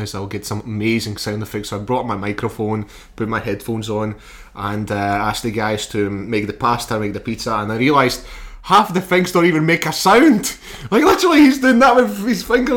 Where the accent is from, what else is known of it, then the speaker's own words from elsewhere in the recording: Rakova, Žilina Region, Slovakia; English is a second language; now in Scotland; I grew up in a village.